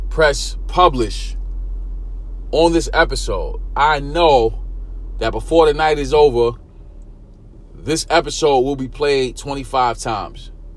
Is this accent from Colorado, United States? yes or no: no; New York City, New York, United States; born or raised there